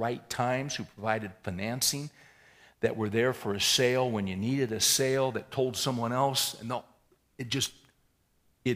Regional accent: United States; we all, as American capitalists

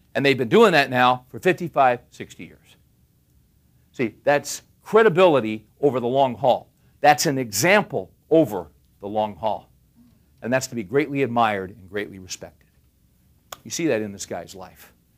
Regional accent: California, United States; I grew up in California

